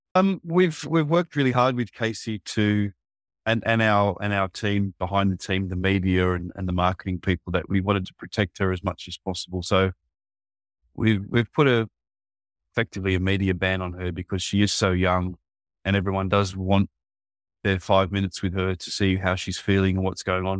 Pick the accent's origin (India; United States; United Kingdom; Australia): Australia; near Sydney, New South Wales; moved away as an adult; also born or lived in Korea; now in South Korea; my hometown is not far from Sydney